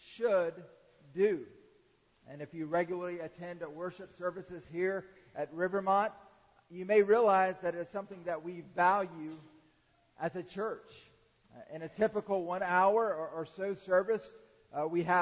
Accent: Atlanta, Georgia, United States; I grew up in the Atlanta area

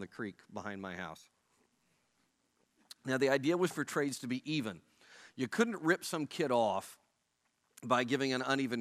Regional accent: Oklahoma, United States; moved away; I'm from Oklahoma where Johnny Bench is from

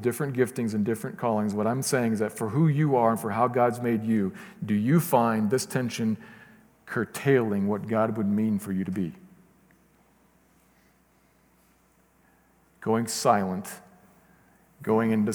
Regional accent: United States; I'm an American.

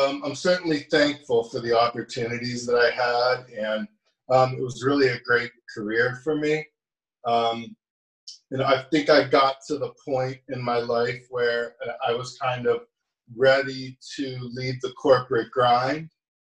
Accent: Girard, Ohio, United States; moved away; I'm from Girard, Ohio, which is kind of a little steel town on the suburbs in the Youngstown, Ohio area

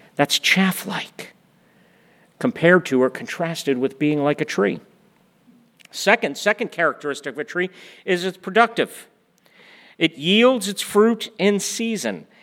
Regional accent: East Coast, United States; also born or lived in Oklahoma; We're from the East Coast. We had lived in the Northeast.

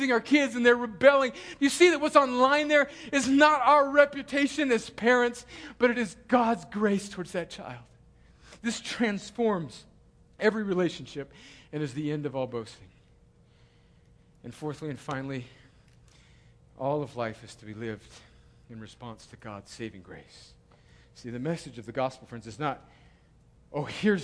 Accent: United States; American Christians

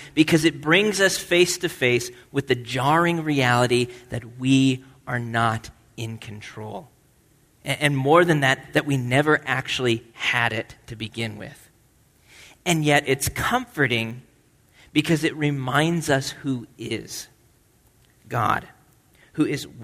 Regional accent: Nebraska, United States; moved away; I grew up in Nebraska, and the winters in Nebraska are not that different from New England.

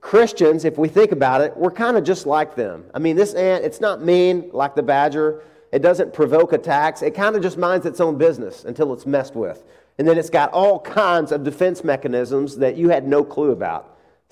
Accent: Arkansas, United States; moved away; I'm from Arkansas

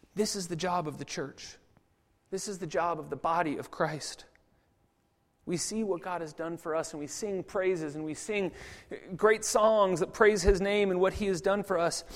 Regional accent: United States; I'm American, obviously, and, and even coming from America

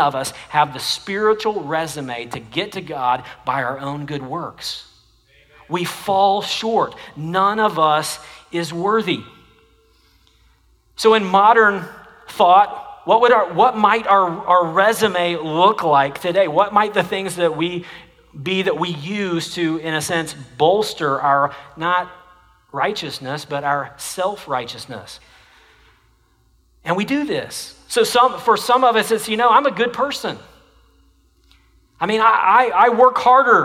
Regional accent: Jenks, Oklahoma, United States; now in Texas, United States; I come from Oklahoma, and the high school that I graduated from has the strongest football tradition of any high school in Oklahoma

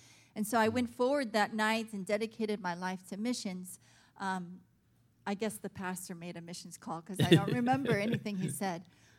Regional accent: South Korea; also born or lived in Illinois, United States; I was born in Illinois. My parents are from the Midwest, Illinois and Indiana. But I actually moved to South Korea when I was around 2 years old. My parents were missionaries with our denomination. And so I grew up in South Korea

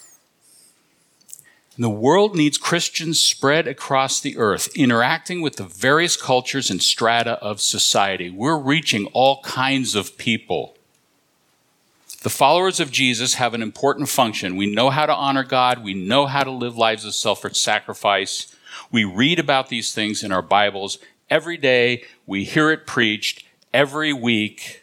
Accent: Southern California, United States; now in New England, United States; I'm originally from Southern California

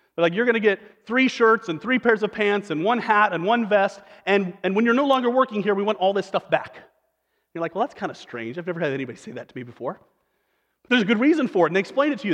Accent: Western Nebraska, United States; moved away; I'm from Western Nebraska

